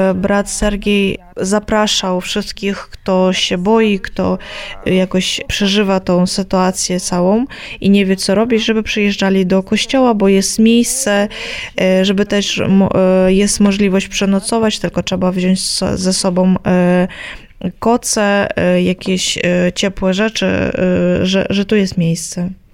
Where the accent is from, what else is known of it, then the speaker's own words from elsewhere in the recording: Kyiv, Ukraine; u nas w Kijowie